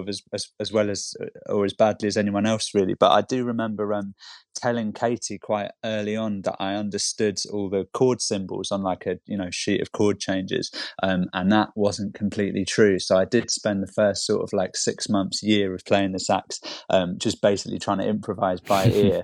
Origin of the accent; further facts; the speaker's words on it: London, United Kingdom; also born or lived in Camberwell, London; I'm from Hammersmith, and I live in Camberwell now.